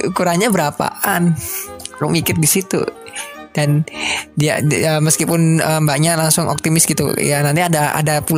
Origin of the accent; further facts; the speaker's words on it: Solo, Central Java, Indonesia; aku kan asli Solo juga kan ya. Terus kenapa aku pilih kerja di Solo?